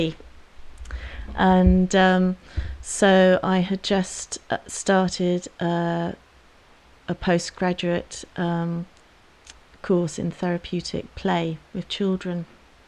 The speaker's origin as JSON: {"language": "English", "area": "Dartmoor", "region": "South West England", "country": "United Kingdom", "tie": "born or raised there", "said": "I grew up on Dartmoor, and my one ambition was to stay on Dartmoor"}